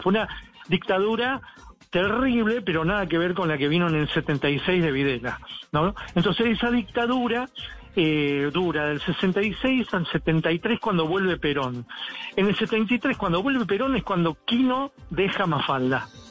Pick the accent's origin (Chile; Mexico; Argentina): Argentina; la provincia que acá eh, produce el mejor vino, digamos, de, la Argentina